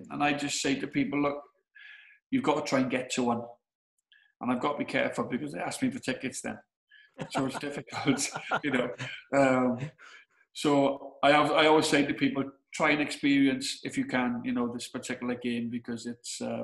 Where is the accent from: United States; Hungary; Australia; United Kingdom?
United Kingdom; Swansea, Wales; born and bred in Swansea